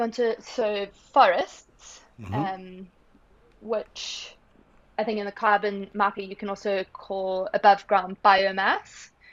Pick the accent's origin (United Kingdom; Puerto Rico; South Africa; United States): South Africa; growing up in South Africa made a big impact on me.